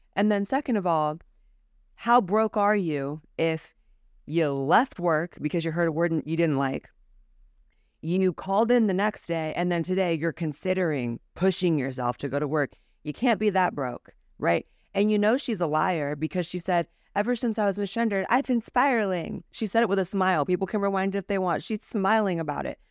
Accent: California, United States; I was raised as someone in the California school system

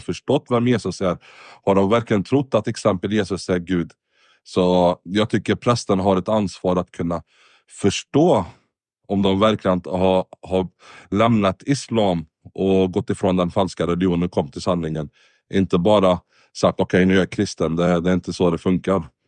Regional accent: Sweden; also born or lived in Lebanon; Jag är från Libanon, men uppväxt i Sverige nästan. Har bott det mesta av mitt liv i Sverige

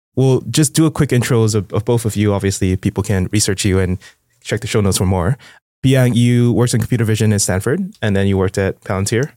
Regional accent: Singapore; I'm from Singapore

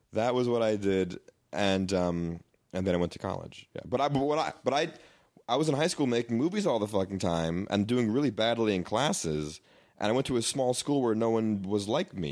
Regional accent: New York, United States; moved away; N Y U, 'cause I was from New York

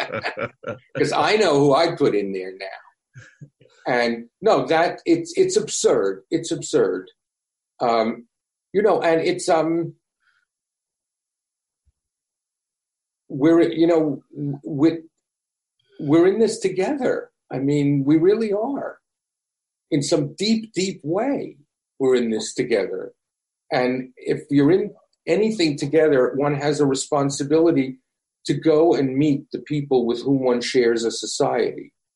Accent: New York City, New York, United States; I grew up in a community of Holocaust survivors in deepest, darkest Brooklyn.

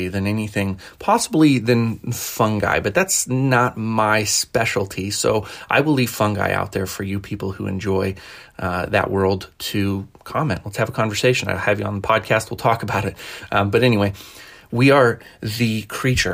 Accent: Colorado, United States; I was born in Colorado, raised in Colorado

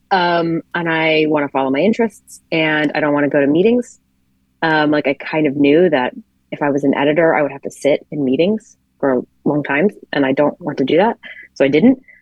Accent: the South, United States; now in Brooklyn, United States; I'm from the South and I moved to New York.

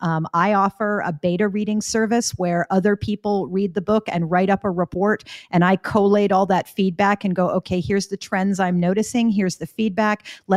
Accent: Florida, United States; accent: Canadian; also born or lived in Canada; I am a dual citizen with the US and Canada because I was born in Florida to two Canadian citizens.

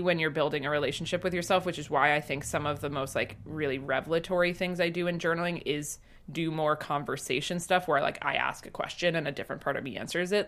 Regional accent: Northeast, United States; I grew up in the Northeast

